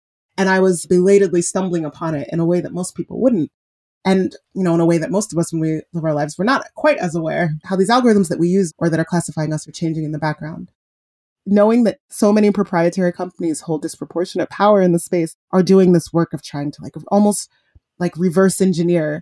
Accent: Nigeria; I'm Nigerian. My mom's a black woman. We're Nigerian, we're Igbo

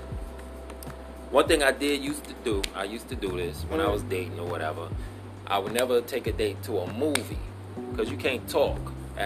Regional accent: West Coast, United States; I'm from the West Coast, so it's always warm

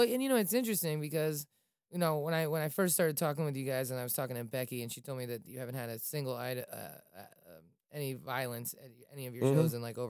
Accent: Falls Church, Virginia, United States; I grew up in Falls Church, you know, in the city of Falls Church

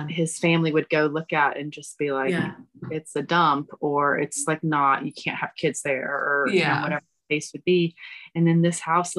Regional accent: United States; moved away as an adult; also born or lived in New York; now in Stockholm, Sweden; I've never lived outside the United States.

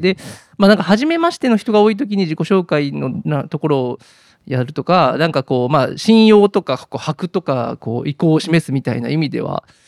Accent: Kashiwara, Osaka, Japan; moved away as an adult; now in Fukuoka, Japan; 生まれも育ちも関西大阪まあ生まれ育ち大阪であのっていう感じです。うんで生まれたのは大阪府の柏原市というところで

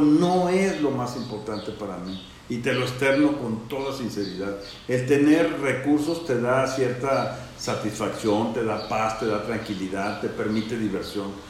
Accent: Morelia, Michoacán, Mexico; nací aquí en Morelia, mi vida la he desarrollado tanto en la época de estudiante como profesionalmente en mi ciudad, en Morelia

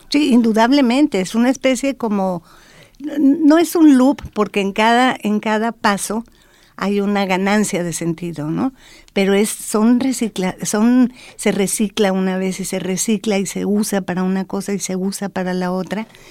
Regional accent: Mexico; soy mexicana

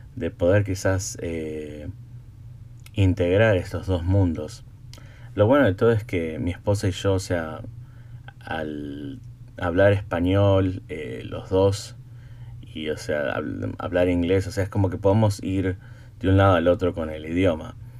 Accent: Buenos Aires, Argentina; first language Spanish; now in United States; mi esposa es de acá de Estados Unidos, yo soy de Argentina

